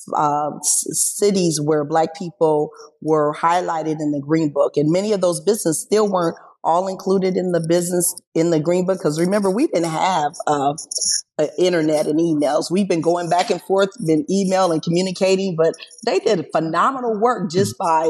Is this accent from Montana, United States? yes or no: no; Springfield, Illinois, United States; I'm in Springfield. I was born and raised in Springfield.